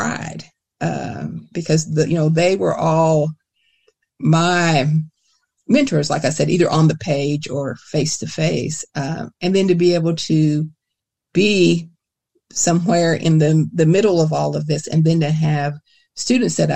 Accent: Kentucky, United States; a Kentucky writer

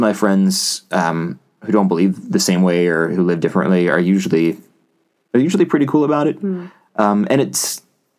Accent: West Virginia, United States; I grew up in West Virginia

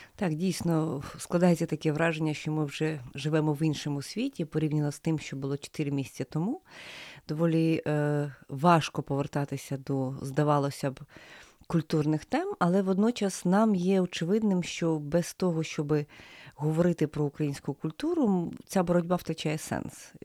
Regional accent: Ukraine; нас, українців

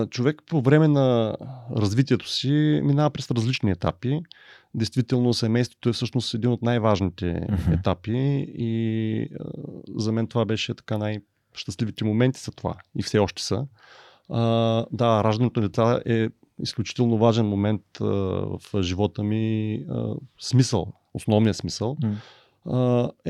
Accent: Bulgaria; И, и тук е въпросът какво ние мечтаем като българи.

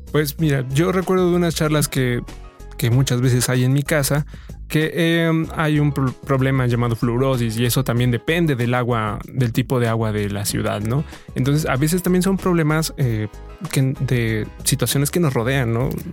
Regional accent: Mexico; como buenos mexicanos

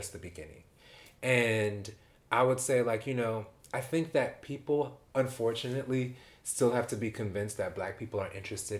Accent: New York City, New York, United States; Like, because I, as a New Yorker, go to London, I feel safe.

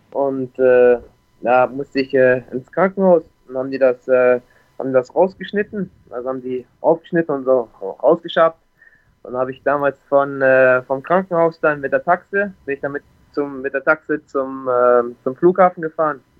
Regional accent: Bremerhaven, Bremen, Germany; born there; moved away as an adult; also ich bin gebürtig aus Bremerhaven, aus dem Norden, aus Deutschland. Bin dann mit 21 Jahren hier nach Ferne gekommen mit 300 Euro und einem One-Way-Ticket.

